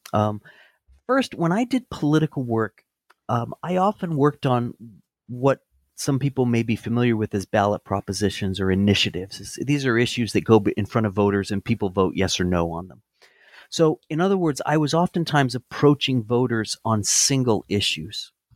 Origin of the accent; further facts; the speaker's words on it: Santa Barbara, California, United States; moved away as an adult; also born or lived in Chapel Hill, North Carolina; now in Aiken, United States; I grew up in Southern California in Santa Barbara